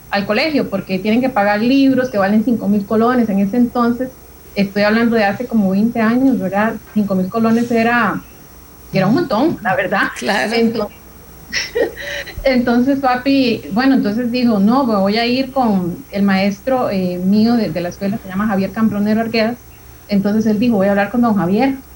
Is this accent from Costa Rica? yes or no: yes; San Ramón, Alajuela, Costa Rica; Yo eh, tengo 34 años. Soy de San Ramón, específicamente de La Paz y en las montañas. Yo siempre digo, vivo como el de Heidi es en las puras montañas de La Paz de San Ramón.